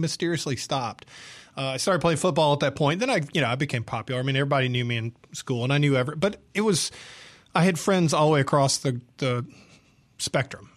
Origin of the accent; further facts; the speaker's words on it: Atlanta, Georgia, United States; moved away as an adult; also born or lived in San Diego, California / Houston, Texas; now in Jackson, Mississippi, United States; I grew up in Georgia in the seventies